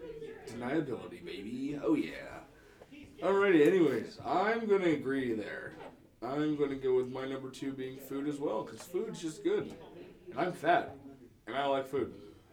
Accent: Illinois, United States; moved away; my buddies come down from Illinois, from my hometown.

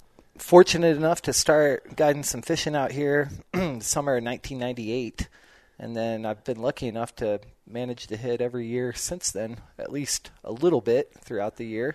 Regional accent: Cimarron, New Mexico, United States; Yeah, I grew up in Cimarron, so.

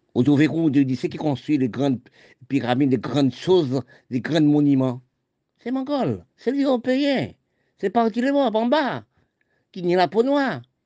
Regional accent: Haiti; nous Haïti, c'est mon pays. Oui, je suis né en Haïti.

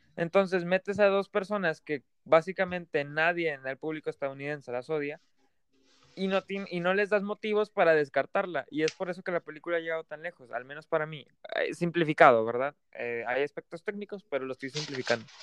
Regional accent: Mexico; nos duele como mexicanos

